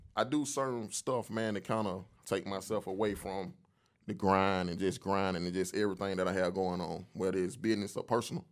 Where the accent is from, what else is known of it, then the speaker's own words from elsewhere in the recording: Atlanta, Georgia, United States; I came up, man, in the old Atlanta, man. I'm from, I'm actually from Zone three